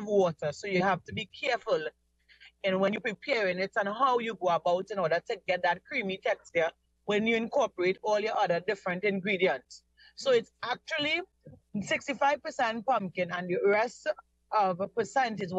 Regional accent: Mayaro, Mayaro–Rio Claro, Trinidad & Tobago; I grew up in Mayaro, and I'm presently living in Mayaro.

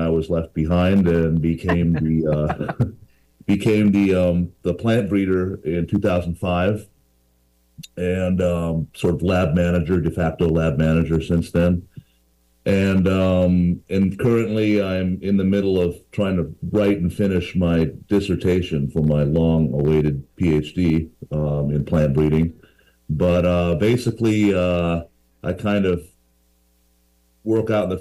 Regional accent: California, United States; growing up in California

